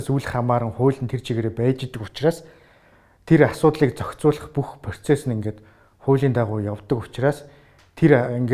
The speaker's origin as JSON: {"language": "Mongolian", "country": "Mongolia", "also_born_or_lived": "Australia"}